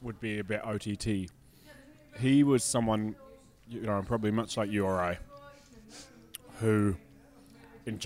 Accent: Scotland, United Kingdom; I'm Scottish.

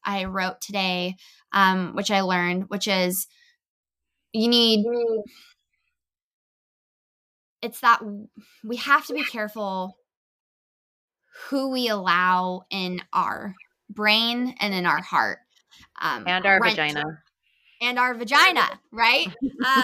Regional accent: California, United States; also born or lived in Los Angeles / United Kingdom; I grew up in California, so I've been performing my whole life in entertainment

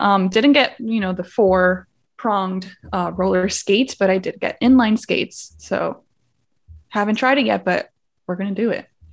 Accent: Miami, Florida, United States; moved away as an adult; now in San Antonio, United States; I'm originally from Miami, Florida

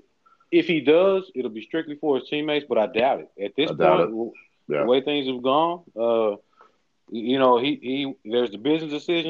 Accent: Memphis, Tennessee, United States; I'm from Memphis.

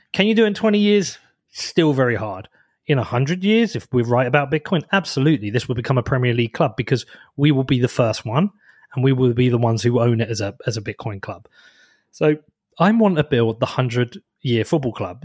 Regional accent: Bedford, East of England, United Kingdom; my hometown. Like, Bedford is a de-, deprived area

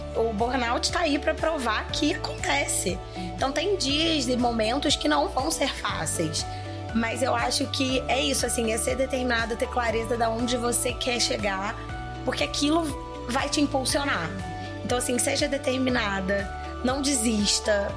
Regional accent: interior of Rio de Janeiro, Brazil; moved away as an adult; now in São Paulo, Brazil; que sou do interior do Rio de Janeiro, E morar em São Paulo com vinte anos

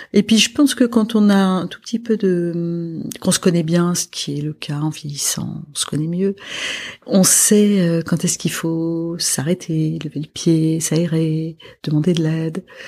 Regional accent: Lebanon; moved away; je suis libanaise. Mhm. Donc je viens d'un pays qui a vécu beaucoup d'années de guerre

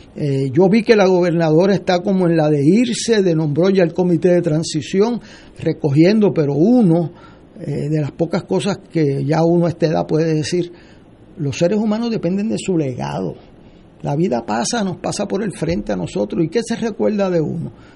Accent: Puerto Rico; como puertorriqueño

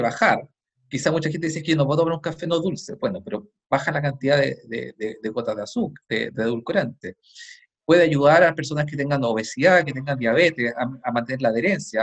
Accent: Chile; yo lo he visto en mi país

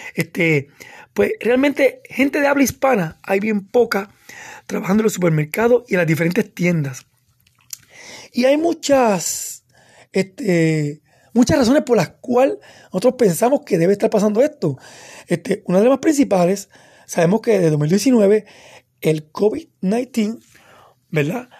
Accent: Puerto Rico; moved away as an adult; now in North Carolina, United States; como puertorriqueños que estamos mudándonos para acá, para los Estados Unidos, en los últimos cuatro años

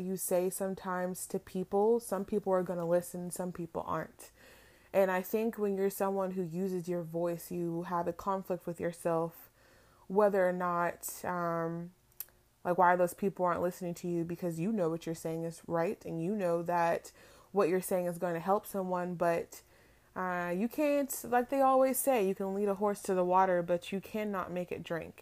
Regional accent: Palm Springs, California, United States; now in Florida, United States; I am originally from California, from Palm Springs to be exact, but, um, I have reside in Florida way too long

